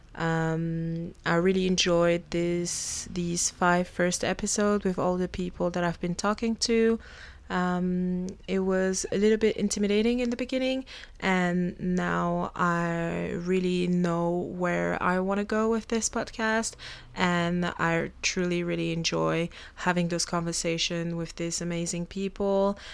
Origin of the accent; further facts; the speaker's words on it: Belgium; first language French; English is a second language; moved away as an adult; also born or lived in Africa; now in Australia; I was born in Africa and then we moved to Belgium. I was only three years old